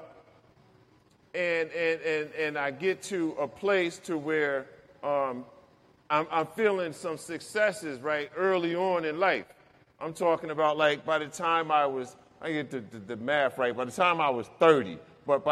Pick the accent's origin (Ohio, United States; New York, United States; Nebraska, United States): New York, United States; also born or lived in Newark, New Jersey; I grew up in New York